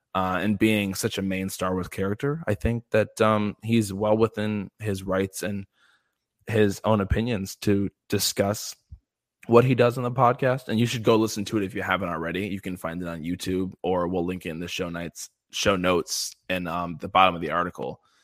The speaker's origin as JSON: {"language": "English", "region": "Midwest", "country": "United States", "said": "I'm from the Midwest in the United States"}